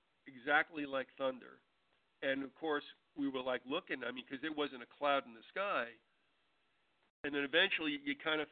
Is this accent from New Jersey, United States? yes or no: yes; New Jersey, United States; moved away as an adult; also born or lived in Iowa; the two of us, the idiots that we are from New Jersey